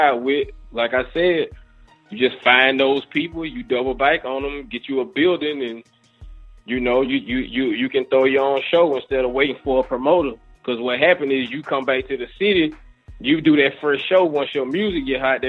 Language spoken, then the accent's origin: English; Mississippi, United States; born or raised there